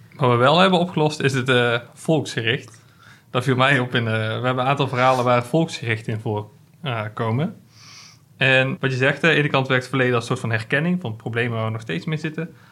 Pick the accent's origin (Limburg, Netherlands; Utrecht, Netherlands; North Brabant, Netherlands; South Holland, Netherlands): North Brabant, Netherlands; Hilvarenbeek; in Hilvaanbeek, waar ik vandaan kom